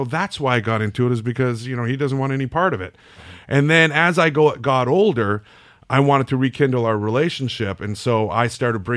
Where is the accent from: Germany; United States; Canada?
Canada; I grew up in Canada